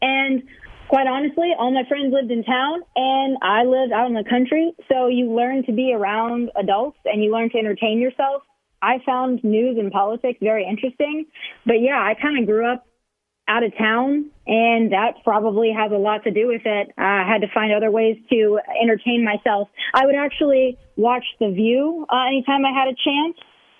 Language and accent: English; Rapid City, South Dakota, United States; also born or lived in Las Vegas; now in Nashville, United States; middle class family, only child, Rapid City, South Dakota.